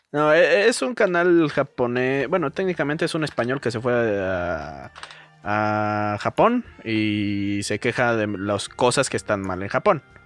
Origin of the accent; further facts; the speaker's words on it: Mexico; yo como mexicano